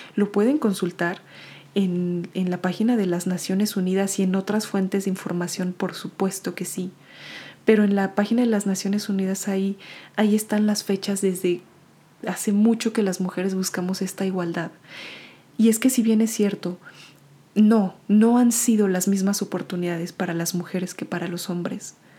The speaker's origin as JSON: {"language": "Spanish", "country": "Mexico", "moved": "yes", "said": "mi país de origen que es México"}